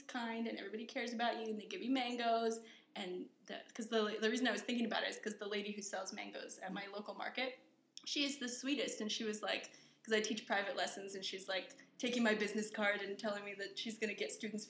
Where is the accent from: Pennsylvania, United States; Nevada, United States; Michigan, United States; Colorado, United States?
Colorado, United States; moved away as an adult; now in Taiwan; I grew up in Colorado